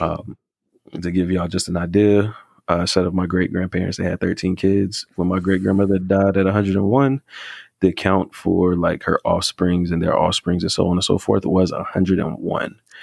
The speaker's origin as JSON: {"language": "English", "region": "North Carolina", "country": "United States", "said": "I think I might have mentioned from the South, and I think I might have mentioned North Carolina, but I'm from North Carolina"}